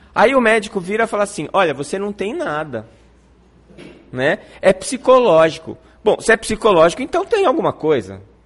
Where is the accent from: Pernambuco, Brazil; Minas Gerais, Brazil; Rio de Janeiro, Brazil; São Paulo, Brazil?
São Paulo, Brazil; also born or lived in Santos; now in Campo Grande, Brazil; Eu nasci em São Paulo, na cidade de São Paulo